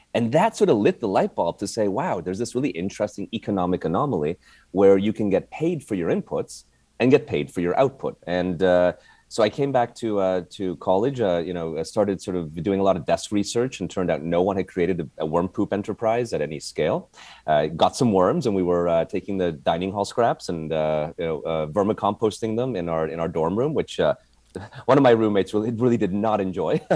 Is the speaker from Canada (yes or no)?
yes; Canada; moved away as an adult; also born or lived in Montreal; now in United States; I came from Canada